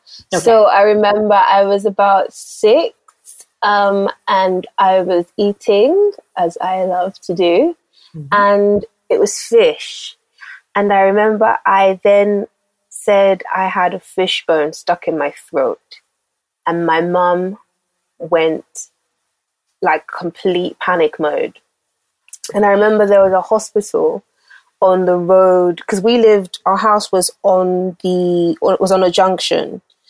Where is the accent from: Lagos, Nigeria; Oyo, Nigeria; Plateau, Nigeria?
Lagos, Nigeria; I was born in Lagos, Nigeria. I was actually born in North Balande, to be specific. I grew up, my formative years, I grew up in Apapa, GRA.